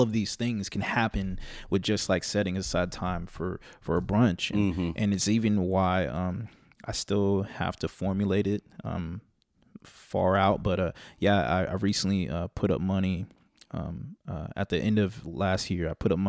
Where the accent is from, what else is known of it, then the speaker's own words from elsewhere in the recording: California, United States; because I'm from the East Bay, born and raised.